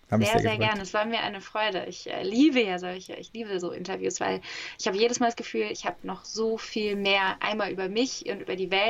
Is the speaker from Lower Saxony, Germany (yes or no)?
no; Hamburg, Germany